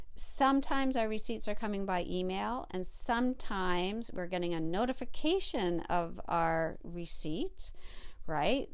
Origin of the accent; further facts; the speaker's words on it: Canada; my fellow Canadians out there.